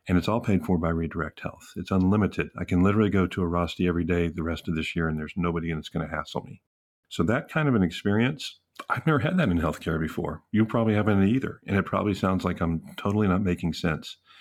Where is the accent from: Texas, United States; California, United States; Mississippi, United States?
Texas, United States; I'm from Texas and we have hoot nannies and we give a hoot